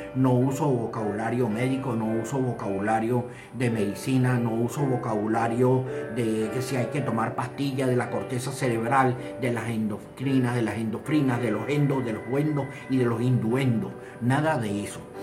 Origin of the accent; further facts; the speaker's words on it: Venezuela; En mi país, Venezuela